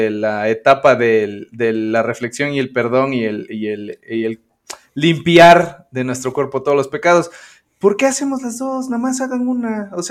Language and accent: Spanish; Puebla, Mexico; el poblano panista de ultraderecha que soy